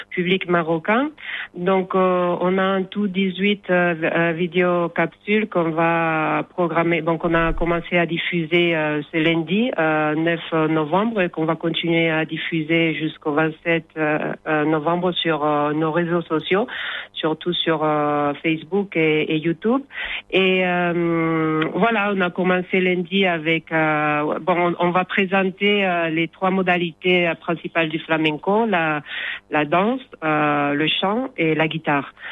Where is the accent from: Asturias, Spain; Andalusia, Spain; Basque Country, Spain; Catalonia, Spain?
Asturias, Spain; moi, par exemple, je viens du nord de l'Espagne, des Asturies. Donc, pour moi, le flamenco, c'est c'est un peu loin de ma de ma mes racines, de ma culture du nord.